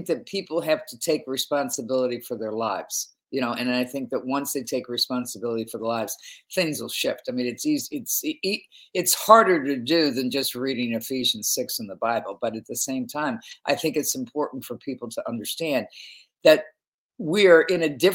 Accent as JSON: {"language": "English", "country": "United States", "said": "I'm originally an American."}